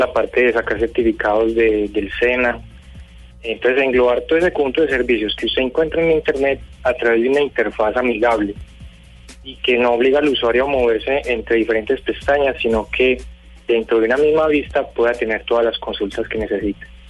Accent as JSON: {"language": "Spanish", "country": "Colombia", "said": "yo como ciudadano colombiano"}